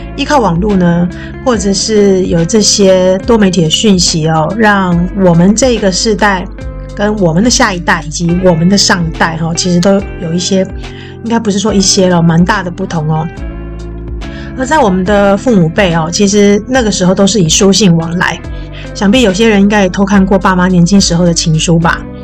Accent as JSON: {"language": "Chinese", "region": "Taoyuan", "country": "Taiwan", "tie": "born or raised there", "said": "我这个在桃园长大的叛逆女生"}